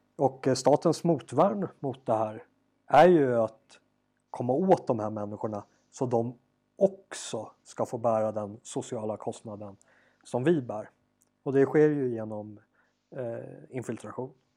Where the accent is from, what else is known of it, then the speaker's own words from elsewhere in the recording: Sweden; now in South Africa; hemma i Sverige